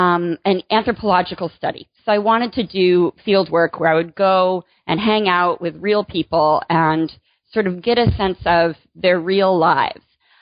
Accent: Michigan, United States; Sure. I grew up in Michigan. I have a big family.

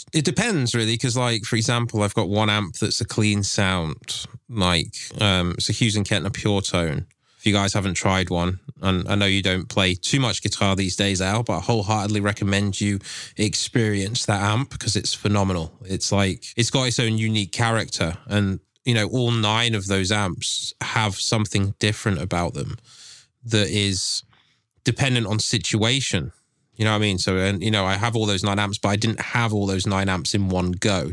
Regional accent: England, United Kingdom; I'm from England

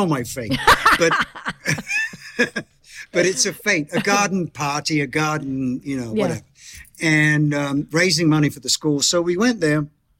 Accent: Bromley, London, United Kingdom; born or raised there

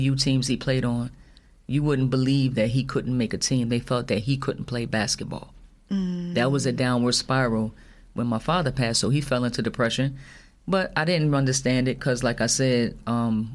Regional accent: Union, New Jersey, United States; moved away as an adult; also born or lived in Somerset, New Jersey; I grew up in Union, so I raised my kids in the Union Hillside area

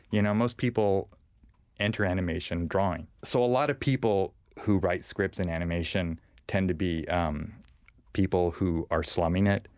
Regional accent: Bakersfield, California, United States; I grew up in Bakersfield

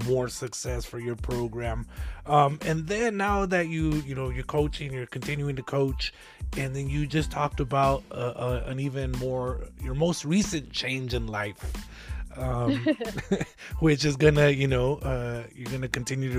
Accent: Lordsburg, New Mexico, United States; I'm originally from Lordsburg

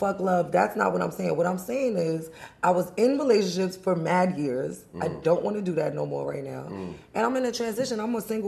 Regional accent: New York City, New York, United States; I'm from the Bronx, the boogie down

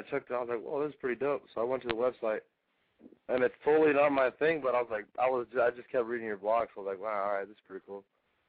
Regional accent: Las Vegas, Nevada, United States; now in Corona, United States; Cause I live out here in Corona, but I'm from Vegas

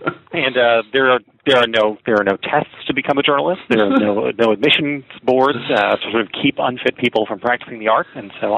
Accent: Morristown, New Jersey, United States; I am a South Jersey boy, born and bred. I grew up in Morristown, New Jersey.

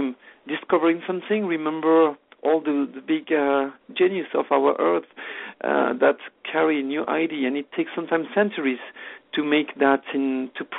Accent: France; English is a second language; moved away as an adult; now in Canada; I'm French originally, no longer now, I'm become Canadian

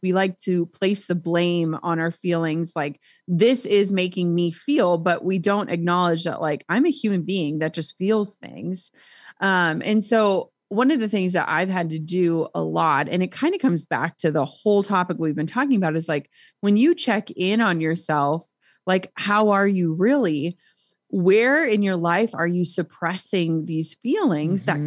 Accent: Minnesota, United States; we're from Minnesota

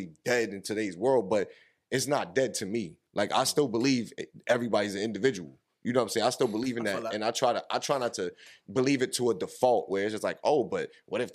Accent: New York, United States; we grew up in New York

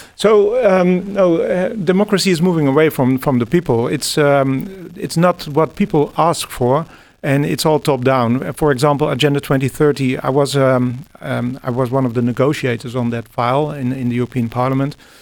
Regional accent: Netherlands; English is a second language; I'm from the Netherlands

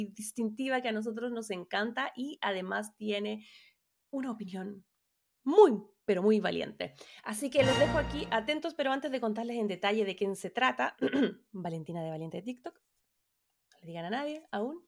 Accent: Chile; now in Los Angeles, United States; soy periodista chilena viviendo en Los Ángeles, California.

